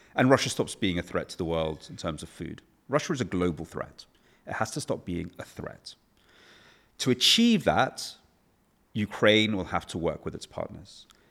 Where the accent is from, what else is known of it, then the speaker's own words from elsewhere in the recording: England, United Kingdom; as an English person